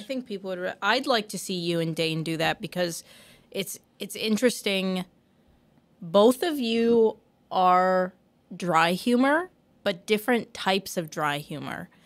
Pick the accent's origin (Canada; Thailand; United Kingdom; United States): Canada; I'm having a Canadian moment